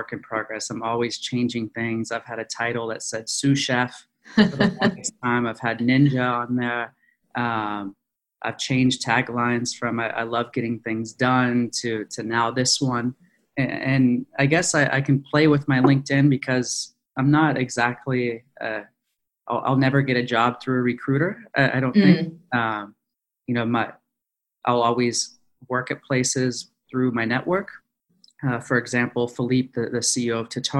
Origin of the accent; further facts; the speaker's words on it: Ojai, California, United States; moved away as an adult; also born or lived in Philadelphia; I'm originally from Ojai, California, which is about an hour outside of Los Angeles.